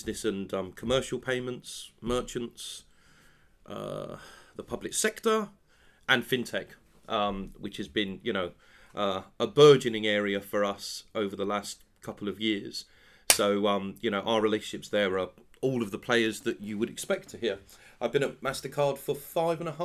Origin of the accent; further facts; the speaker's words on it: Penzance, South West England, United Kingdom; moved away as an adult; now in London, United Kingdom; I'm from Penzance in Cornwall